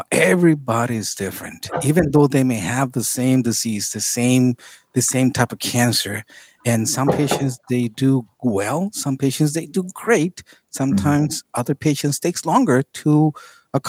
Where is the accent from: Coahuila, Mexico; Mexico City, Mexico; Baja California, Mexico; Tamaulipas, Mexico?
Baja California, Mexico; Tijuana; I'm from here.